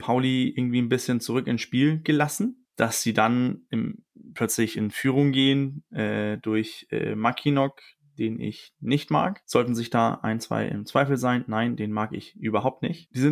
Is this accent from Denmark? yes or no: yes; Denmark; ich bin auch Däne, ich darf das mit auch Vornamen mit dem Coach sein